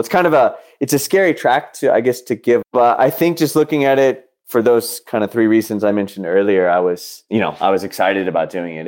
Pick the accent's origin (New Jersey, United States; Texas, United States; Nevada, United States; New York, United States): Texas, United States; Dallas; moved away as an adult; I'm from Dallas